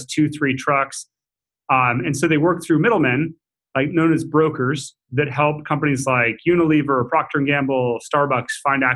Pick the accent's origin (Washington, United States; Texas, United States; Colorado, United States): Washington, United States; Seattle; I was born and raised in Seattle.